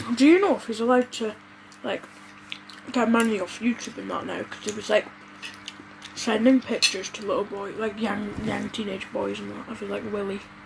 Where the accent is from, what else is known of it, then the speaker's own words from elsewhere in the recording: Scotland, United Kingdom; We're from Scotland